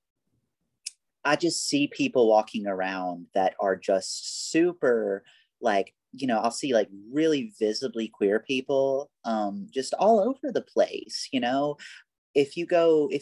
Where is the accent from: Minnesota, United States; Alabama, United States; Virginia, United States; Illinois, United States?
Alabama, United States; moved away as an adult; also born or lived in Birmingham, Alabama; now in Los Angeles, United States; people still comment on my accent, you know, and I give the whole like, oh yeah, I'm from Alabama shtick